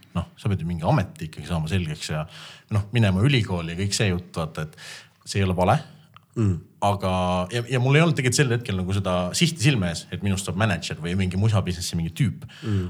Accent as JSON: {"language": "Estonian", "country": "Estonia", "said": "me oleme eestlased"}